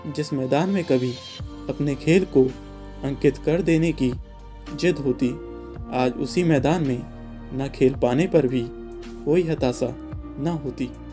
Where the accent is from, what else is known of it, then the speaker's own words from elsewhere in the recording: Ghaziabad, Uttar Pradesh, India; मैं गाजियाबाद उत्तर प्रदेश का रहने वाला हूं